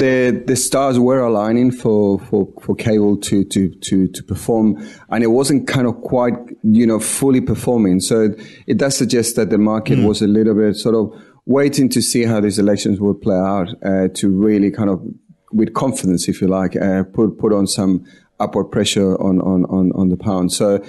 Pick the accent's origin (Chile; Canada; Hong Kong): Chile; now in Sydney, Australia; I'm from Chile.